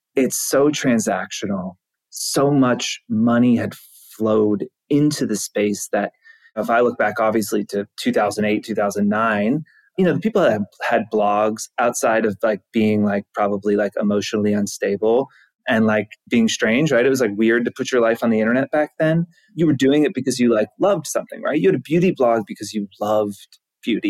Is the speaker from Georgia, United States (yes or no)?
yes; Georgia, United States; now in New York, United States; I'm from Georgia